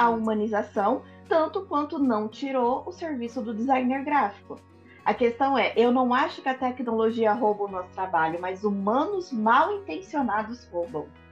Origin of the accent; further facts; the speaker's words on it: Brazil; sou brasileira